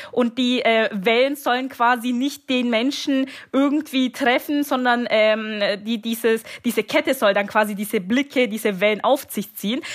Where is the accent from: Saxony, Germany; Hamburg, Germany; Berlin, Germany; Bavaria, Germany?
Bavaria, Germany; moved away; ich bin jetzt momentan äh, in meiner Heimat in Bayern